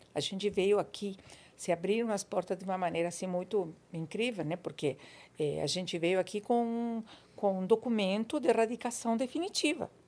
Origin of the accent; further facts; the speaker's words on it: Buenos Aires, Argentina; Portuguese is a second language; moved away as an adult; now in São Paulo, Brazil; Eu nasci na Argentina, em Buenos Aires.